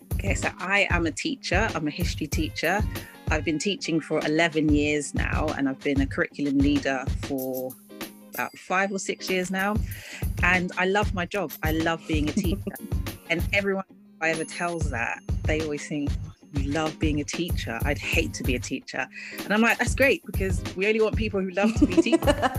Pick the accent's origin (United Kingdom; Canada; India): United Kingdom; London; also born or lived in Ghana; I am a Londoner, I'm a mm. Ghanaian